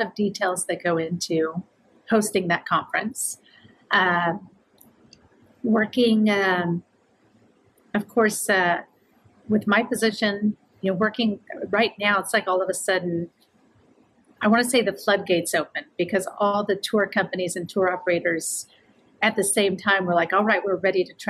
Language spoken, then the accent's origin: English; Kansas, United States; moved away; grew up in Kansas